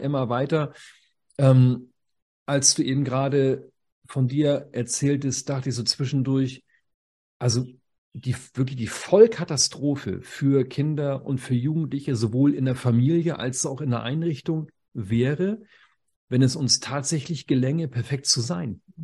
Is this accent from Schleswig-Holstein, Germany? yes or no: yes; Schleswig-Holstein, Germany; Ich komme aus Schleswig-Holstein.